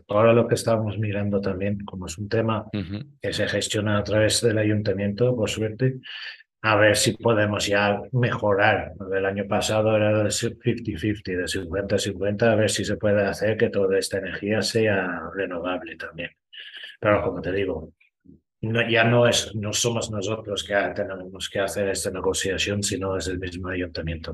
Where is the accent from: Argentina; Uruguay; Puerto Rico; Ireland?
Ireland; Spanish is a second language; now in Spain; Soy irlandés